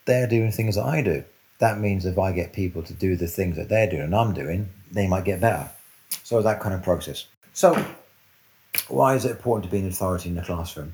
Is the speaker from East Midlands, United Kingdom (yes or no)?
no; London, United Kingdom; now in Cornwall, United Kingdom; I grew up in North London. I actually grew up in Brent